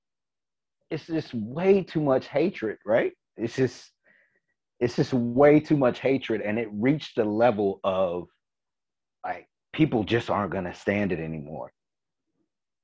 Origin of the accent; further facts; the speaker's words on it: the South, United States; also born or lived in Fort Greene, Brooklyn; now in Hoboken, United States; I am from the South. And a lot of my parents or a lot of my family grew up in Mississippi